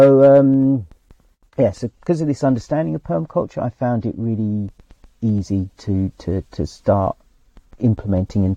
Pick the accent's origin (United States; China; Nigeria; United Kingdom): United Kingdom; England; I was born in England, but I'm not English.